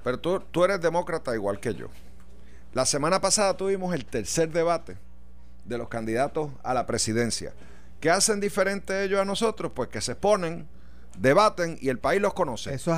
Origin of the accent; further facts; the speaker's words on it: Puerto Rico; como puertorriqueño